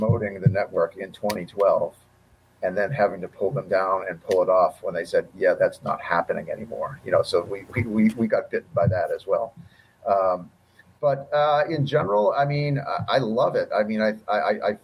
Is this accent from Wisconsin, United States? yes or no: no; Boston, Massachusetts, United States; I grew up in Boston